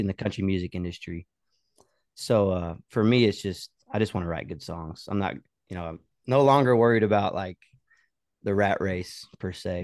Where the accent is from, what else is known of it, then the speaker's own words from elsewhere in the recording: Oklahoma, United States; moved away as an adult; also born or lived in Colorado; now in Nashville, United States; growing up in Oklahoma